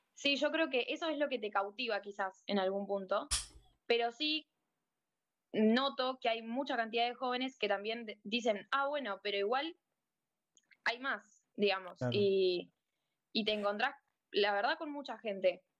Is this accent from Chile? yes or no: no; La Plata, Buenos Aires Province, Argentina; soy de La Plata